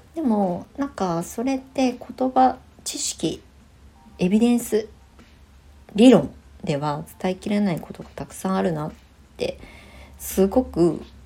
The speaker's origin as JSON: {"language": "Japanese", "country": "Japan", "tie": "born or raised there", "also_born_or_lived": "Tokyo, Japan / Shonan, Japan", "moved": "as an adult", "said": "地元に帰ってきて"}